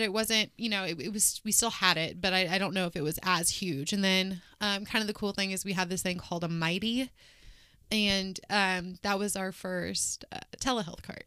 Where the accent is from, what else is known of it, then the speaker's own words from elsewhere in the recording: Wichita, Kansas, United States; I was born and raised here in Wichita.